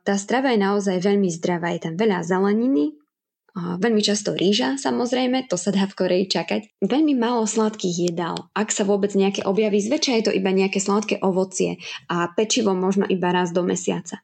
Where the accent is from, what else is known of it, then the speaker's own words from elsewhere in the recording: Spiš, Slovakia; moved away as an adult; now in South Korea; ja aj môj manžel pochádzame zo Spiša, tak sme práve vybrali reprezentačné spišské kroje